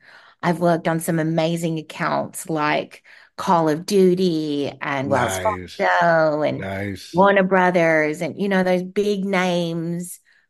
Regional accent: Australia; now in United States; Well, as you said, I am Australian, and I moved to the US in 2003. And I moved over because I wanted an adventure.

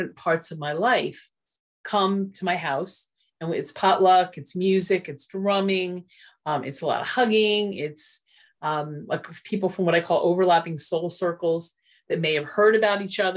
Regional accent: Willingboro, New Jersey, United States; I grew up in Willingboro, New Jersey, which was one of the original Levittown communities

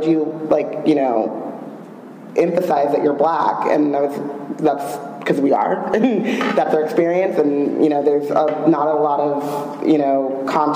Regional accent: United States; we're all from America

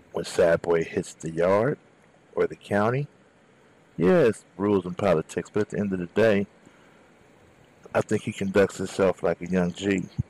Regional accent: Southern California, United States; I'm from Southern California

